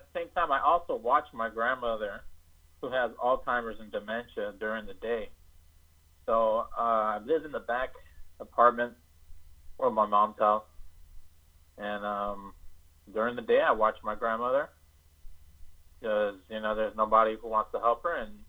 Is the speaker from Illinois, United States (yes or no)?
no; Los Angeles, California, United States; I'm from California.